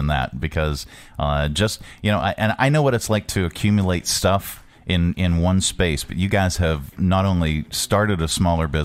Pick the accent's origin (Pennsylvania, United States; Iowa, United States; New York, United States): Pennsylvania, United States; Pittsburgh; moved away as an adult; now in Lynchburg, United States; I was from the Pittsburgh area, and we had owned radio stations up there